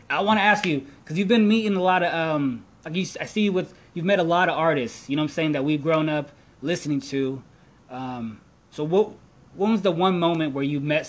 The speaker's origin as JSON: {"language": "English", "area": "the Valley", "region": "California", "country": "United States", "said": "We're from the Valley."}